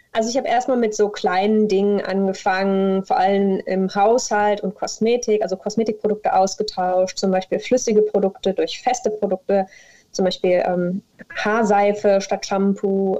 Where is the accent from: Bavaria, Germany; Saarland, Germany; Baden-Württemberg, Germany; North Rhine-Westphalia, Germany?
North Rhine-Westphalia, Germany; Mönchengladbach; moved away as an adult; also born or lived in Koblenz; now in Cologne, Germany; ich komme ursprünglich aus Mönchengladbach